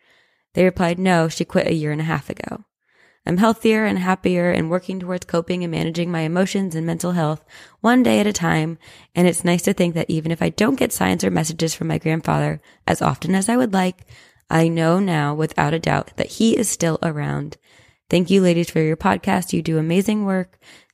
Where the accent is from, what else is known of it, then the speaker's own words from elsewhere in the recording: Las Vegas, Nevada, United States; I was born and raised in Las Vegas